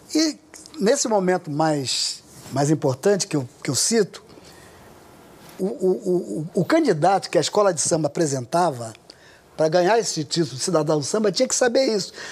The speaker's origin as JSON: {"language": "Portuguese", "region": "Rio de Janeiro", "country": "Brazil", "tie": "born or raised there", "said": "eu nasci no Irajá, subúrbio rural na época que eu que eu nasci, é, até 26 anos de idade morei no Irajá"}